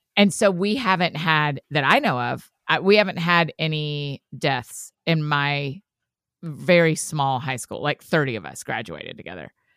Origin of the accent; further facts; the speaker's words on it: Marietta, Georgia, United States; I'm from Marietta, Georgia